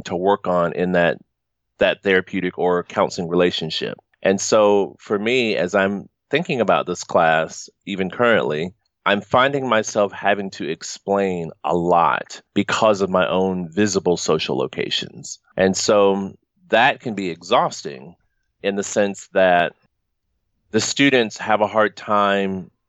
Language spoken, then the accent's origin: English; the South, United States; moved away; I'm from the South